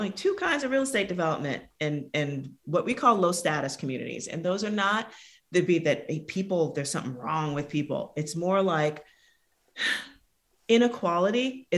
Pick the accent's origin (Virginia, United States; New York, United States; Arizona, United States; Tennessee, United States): New York, United States; New York City; I'm from the South Bronx in New York City.